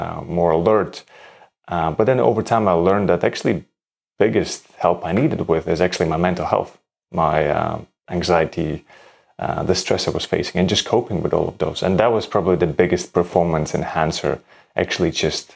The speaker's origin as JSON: {"language": "English", "country": "Latvia", "tie": "born or raised there", "also_born_or_lived": "Denmark", "moved": "as an adult", "said": "I'm originally from Latvia. I grew up in Latvia and then moved to Denmark to study architecture"}